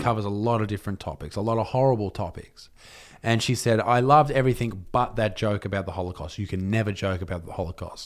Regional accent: Newcastle, New South Wales, Australia; I'm from Newcastle

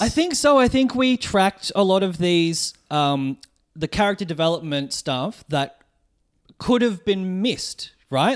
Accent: Melbourne, Victoria, Australia; I'm a comedian from Melbourne

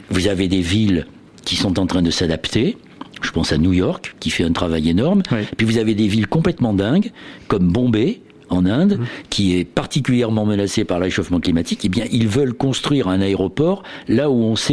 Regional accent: Brittany, France; Bah, moi, je viens de Bretagne, donc forcément, c'est ce qui me vient

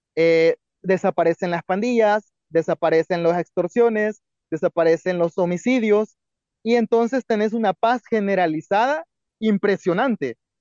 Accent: El Salvador; como salvadoreños

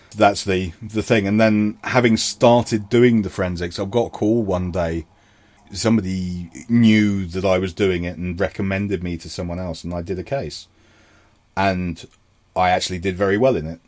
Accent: London, United Kingdom; moved away; I am a Londoner.

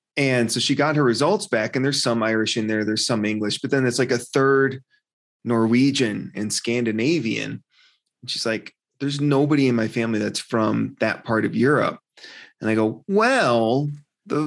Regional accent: Wisconsin, United States; now in Phoenix, United States; I grew up in Wisconsin. It was cold and snowy on Christmas in Wisconsin, and I moved to Phoenix

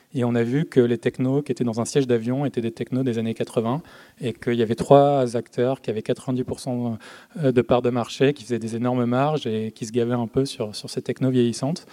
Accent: Marseille, Provence-Alpes-Côte d'Azur, France; je viens de Marseille

